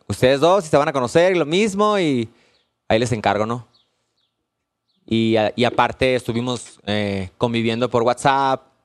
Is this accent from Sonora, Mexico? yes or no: yes; Hermosillo, Sonora, Mexico; yo soy de Hermosillo.